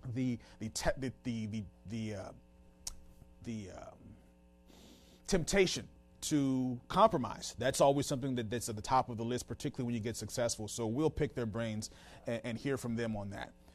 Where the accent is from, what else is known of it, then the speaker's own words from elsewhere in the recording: Washington, District of Columbia, United States; moved away as an adult; also born or lived in Tucson, Arizona; we just moved back to the Washington, D C area. This is my hometown.